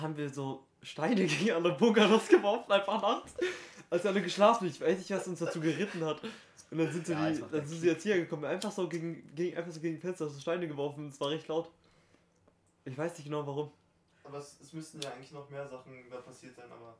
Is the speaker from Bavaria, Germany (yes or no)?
no; Potsdam, Brandenburg, Germany; es gibt eine Voltaire-Schule bei uns in Potsdam